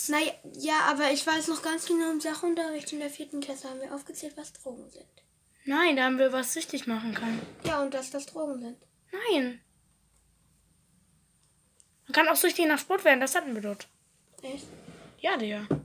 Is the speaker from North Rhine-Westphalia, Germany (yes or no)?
yes; Cologne, North Rhine-Westphalia, Germany; wir kommen ja auch aus Köln.